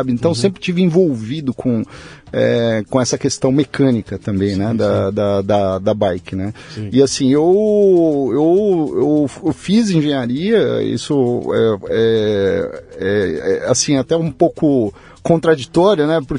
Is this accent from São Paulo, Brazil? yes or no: yes; São Paulo, Brazil; daqui de São Paulo, eu fui, fui criado aqui em São Paulo, meus pais são do interior, já faleceram.